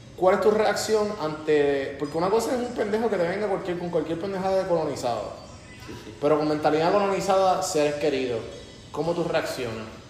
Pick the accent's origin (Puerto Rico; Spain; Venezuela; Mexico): Puerto Rico; yo soy un empresario puertorriqueño